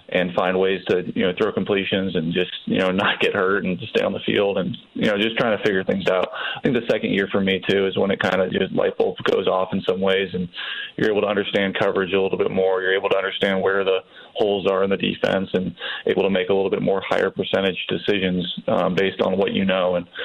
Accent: California, United States; I was too young to watch him play growing up in the Bay Area.

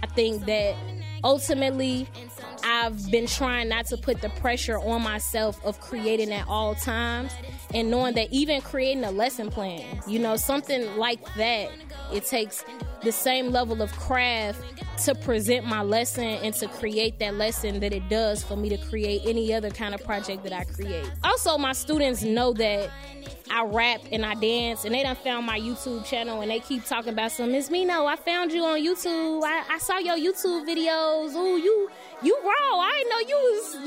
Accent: Chicago, Illinois, United States; I'm actually from Englewood, 67th and Peoria.

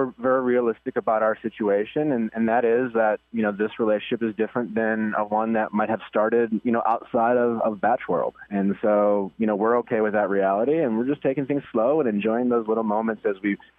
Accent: Milwaukee, Wisconsin, United States; moved away; We went back home to Milwaukee last week, my hometown

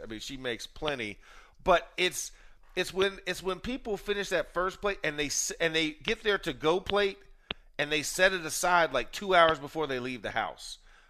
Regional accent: the South, United States; born or raised there

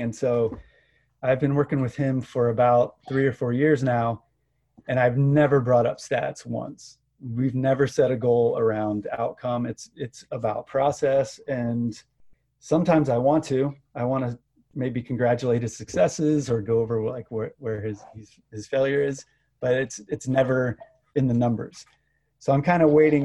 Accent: Gainesville, Florida, United States; moved away; also born or lived in South Carolina; I grew up in Gainesville, Florida

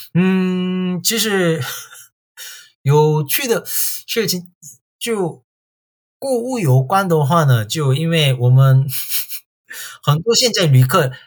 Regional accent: Tongyeong, South Gyeongsang, South Korea; Chinese is a second language; also born or lived in China; 我是在韩国土生土长的韩国人

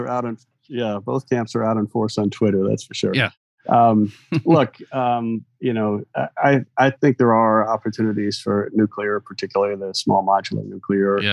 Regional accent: Michigan, United States; I grew up in Michigan

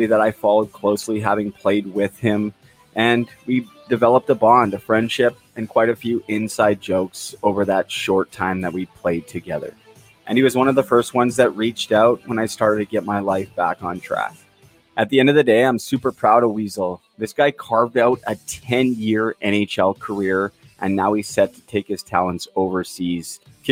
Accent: Vancouver, British Columbia, Canada; my hometown Vancouver Canucks

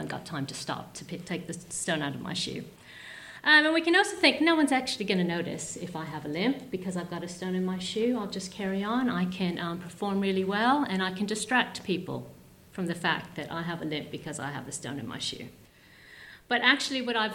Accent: United States; I grew up in America.

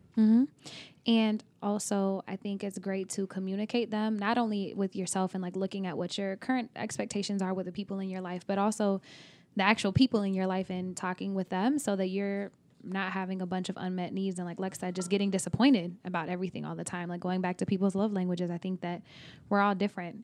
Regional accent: Oklahoma, United States; also born or lived in Texas; now in California, United States; I am from Oklahoma, but I also lived in Texas.

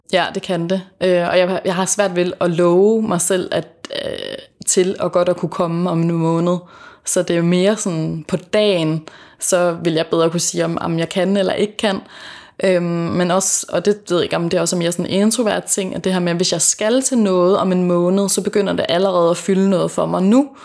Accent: Fanø, Southern Denmark, Denmark; moved away; så bor jeg hos min familie på Fanø, øh, hvor jeg kommer fra.

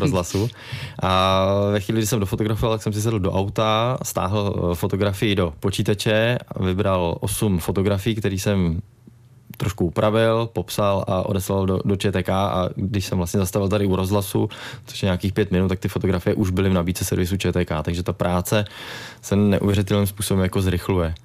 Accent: Hradec Králové, Hradec Králové Region, Czechia; jsme tady z Hradce nebo z, z Královéhradeckého kraje

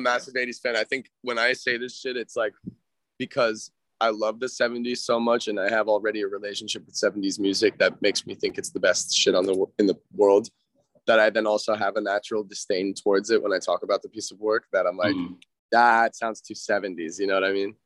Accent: Los Angeles, California, United States; I grew up in Studio City, where I'm sitting right now

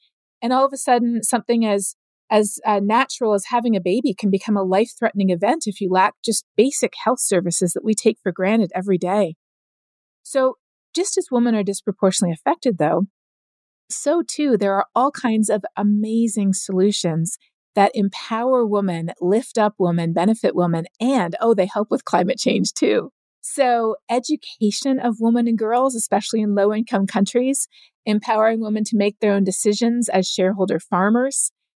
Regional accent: Colombia; also born or lived in Canada; I grew up both in Canada as well as in Colombia. We moved down there when I was 9 years old

